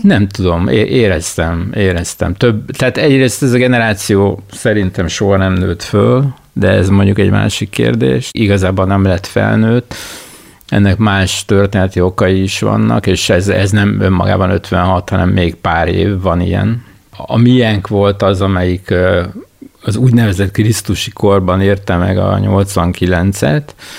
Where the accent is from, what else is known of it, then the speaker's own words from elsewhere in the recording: Budapest, Hungary; én az Új Lipót városba jártam általános iskolába, konkrétan Sziget utcába, és a Pannonia utca lakója voltam ebben az időben